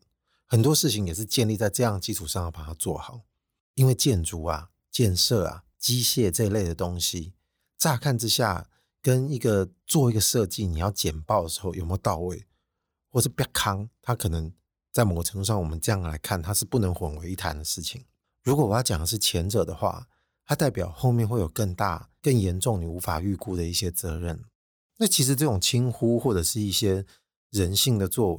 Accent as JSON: {"language": "Chinese", "country": "Taiwan", "said": "我们台湾人平时这种马虎的坏习惯，大致差不多就可以的做事态度"}